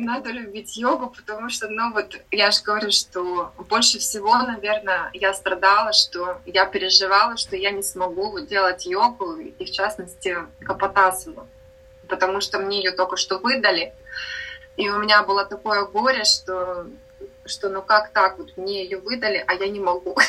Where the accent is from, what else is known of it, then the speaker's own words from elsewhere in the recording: Sakhalin Oblast, Russia; also born or lived in Amursk, Khabarovsk Krai; now in Pattaya, Thailand; родилась я в Амурске. Это маленький город под Хабаровском. Выросла я на Сахалине